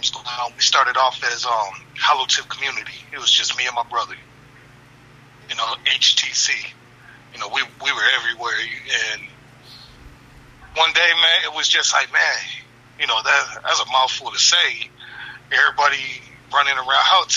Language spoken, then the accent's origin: English; Gary, Indiana, United States; We're from the Midwest. We're from Gary, Indiana.